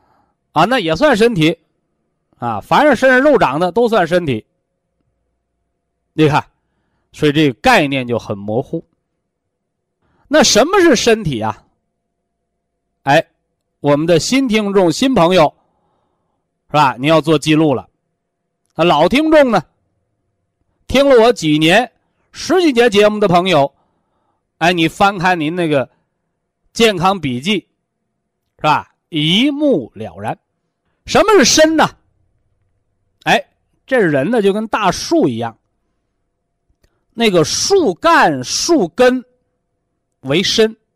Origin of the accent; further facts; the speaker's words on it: China; 我们是中国人，啊，我们是炎黄子孙，我们是有着悠悠五千年历史的文化人。